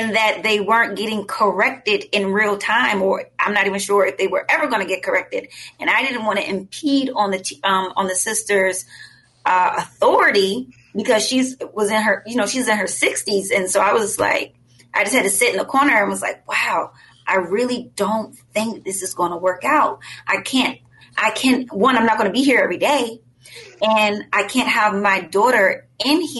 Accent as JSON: {"language": "English", "town": "Richmond", "region": "Virginia", "country": "United States", "tie": "born or raised there", "said": "that's my hometown"}